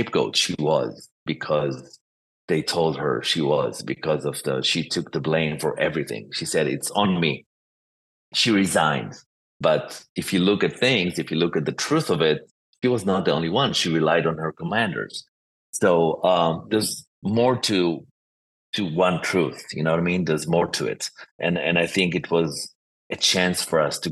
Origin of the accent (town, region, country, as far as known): Israel; born or raised there